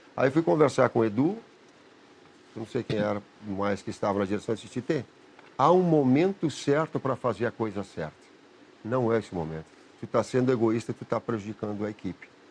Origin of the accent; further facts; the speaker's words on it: Caxias do Sul, Rio Grande do Sul, Brazil; Caxias, onde eu nasci, era uma, uma zona rural